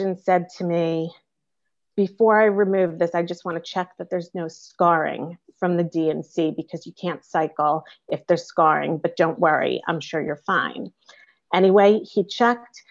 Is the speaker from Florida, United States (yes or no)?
no; New York, United States; I'm from New York